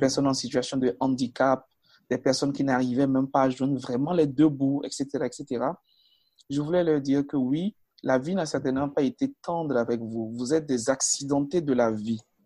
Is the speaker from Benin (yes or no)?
yes; Natitingou, Atakora, Benin; Je suis né, je suis né à Natitengu, à 600 km de mhm. Cotonou, à pratiquement 650 km de la capitale du Bénin, qui est Porto Novo